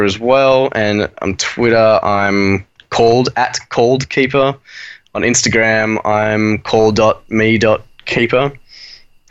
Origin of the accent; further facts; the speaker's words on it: Australia; from Australia